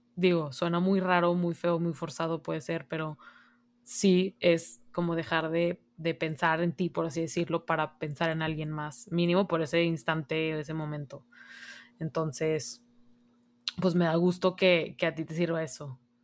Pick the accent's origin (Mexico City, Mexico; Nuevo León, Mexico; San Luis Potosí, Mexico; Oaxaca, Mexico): Nuevo León, Mexico; Monterrey; tú y yo que somos aquí de Monterrey